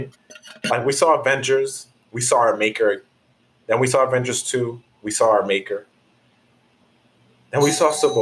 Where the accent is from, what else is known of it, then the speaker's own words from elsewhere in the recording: New York, United States; I'm from New York